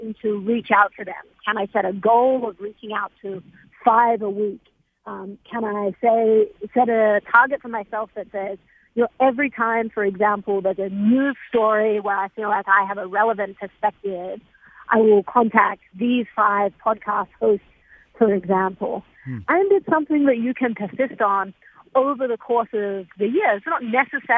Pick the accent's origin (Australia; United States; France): Australia; moved away; I'm from Australia. My grandparents still live there